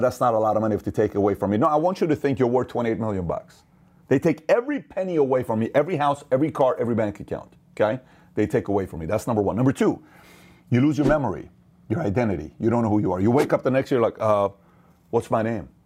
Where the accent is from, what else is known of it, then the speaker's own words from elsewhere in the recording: Iran; now in United States; Assyrian, born in Iran, and made in America